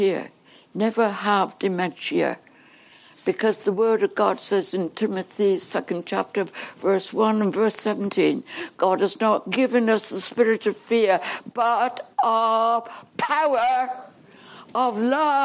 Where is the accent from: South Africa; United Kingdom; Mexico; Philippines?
United Kingdom; England; accent: English; moved away as an adult; now in Canada; Now, I'm English. I can't talk Canadian yet. I never will. No, they're really English, but I'm like born and bred in England, and I just can't get rid of my English talk.